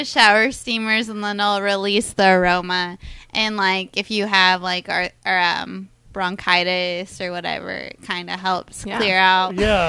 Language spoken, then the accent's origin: English; Kansas City, Missouri, United States; moved away as an adult; now in Tulsa, United States; I grew up in Kansas City, Missouri.